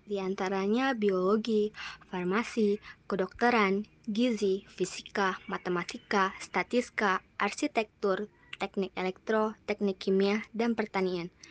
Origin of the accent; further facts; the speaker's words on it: Dumai, Riau, Indonesia; aku itu bersekolah di SMA Negeri 2 Kota Dumai, berasal dari Kota Dumai, Riau, Indonesia.